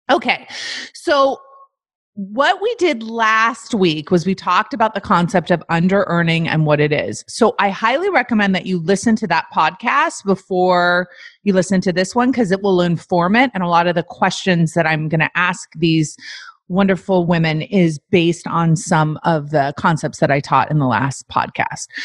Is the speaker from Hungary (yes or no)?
no; South Africa; now in Canada; Because I'm from South Africa. Because you're from South Africa. And where do you live now? I live in Canada.